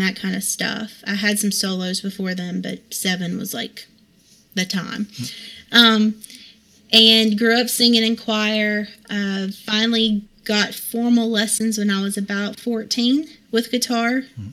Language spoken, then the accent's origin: English; Hickory, North Carolina, United States; now in Vale, United States; I grew up in Hickory